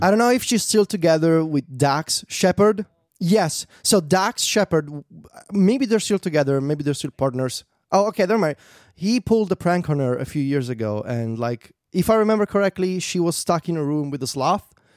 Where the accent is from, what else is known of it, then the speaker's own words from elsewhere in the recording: Italy; English is a second language; I'm a poor boy from Italy and English is my second language